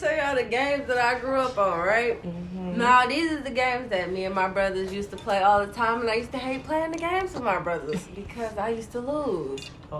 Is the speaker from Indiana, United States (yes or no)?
no; Detroit, Michigan, United States; I've been born and raised in Detroit.